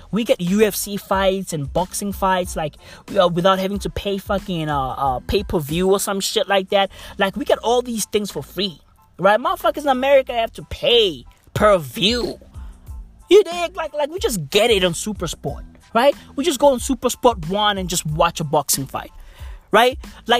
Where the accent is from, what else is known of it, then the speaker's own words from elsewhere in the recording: South Africa; I'm from South Africa.